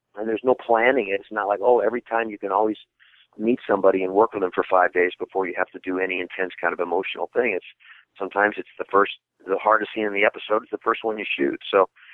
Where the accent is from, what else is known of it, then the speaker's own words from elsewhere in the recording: Midwest, United States; I'm from the Midwest.